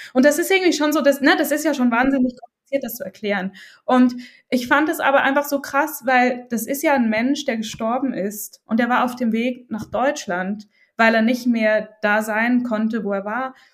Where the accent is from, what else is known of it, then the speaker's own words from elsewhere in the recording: Switzerland; ich als Schweizerin